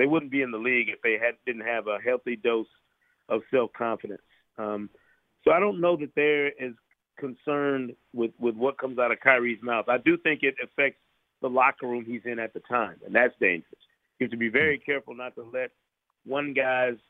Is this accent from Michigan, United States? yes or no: yes; Grand Rapids, Michigan, United States; I grew up in Grand Rapids, Michigan